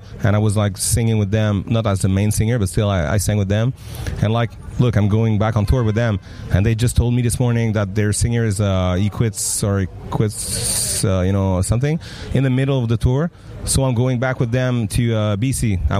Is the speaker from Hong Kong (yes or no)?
no; France; English is a second language; you can tell I'm French. But, I mean, my accent and everything